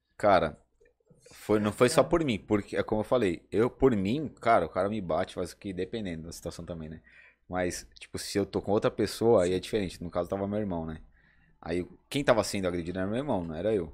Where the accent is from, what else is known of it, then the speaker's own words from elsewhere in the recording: São Paulo, Brazil; eu vim daqui, da, da, da, da quebrada, né? Do Capão.